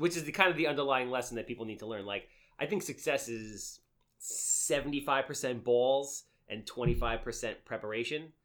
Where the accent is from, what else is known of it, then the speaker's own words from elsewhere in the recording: New York City, New York, United States; I was born in Canarsie